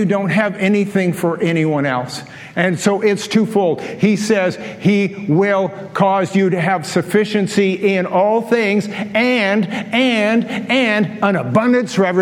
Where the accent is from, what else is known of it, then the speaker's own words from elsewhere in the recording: Canada; I'm from Canada